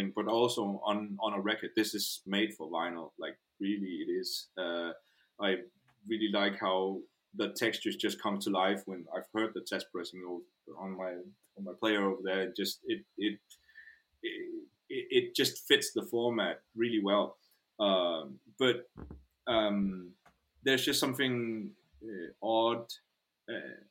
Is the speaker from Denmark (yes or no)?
yes; Denmark; first language Danish; English is a second language